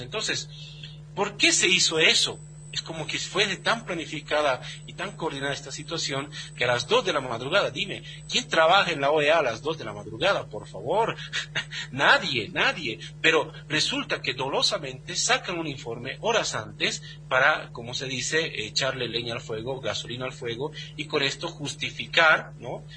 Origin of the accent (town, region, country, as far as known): Bolivia